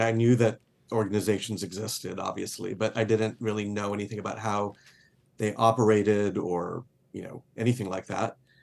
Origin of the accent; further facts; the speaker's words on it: Laredo, Texas, United States; I grew up on the Mexican border in a town called Laredo, Texas